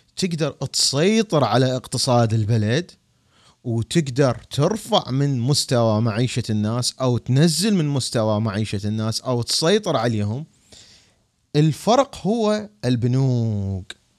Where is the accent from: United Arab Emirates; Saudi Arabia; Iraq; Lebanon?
Iraq; انا عراقي